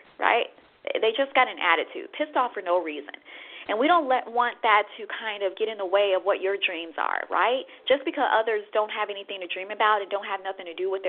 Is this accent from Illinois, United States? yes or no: yes; Chicago, Illinois, United States; I'm from the Midwest, Chicago